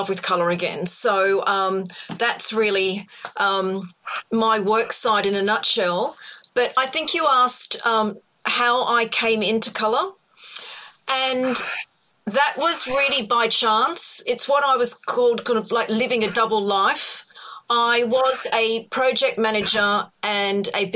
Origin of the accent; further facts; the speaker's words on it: Australia; accent: Australian; now in United Kingdom; It's an Australian accent